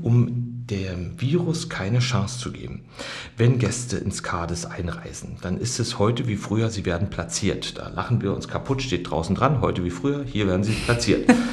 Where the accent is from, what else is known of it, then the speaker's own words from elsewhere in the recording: Germany; wie ich äh, seine gesamte Schulzeit im Osten hatte